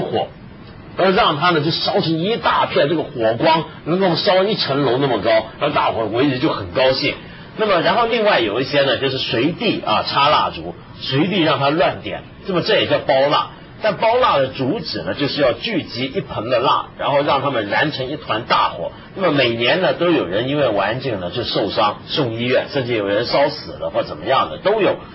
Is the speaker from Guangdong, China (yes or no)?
yes; Guangdong, China; 你们都不知道这个，我们广东。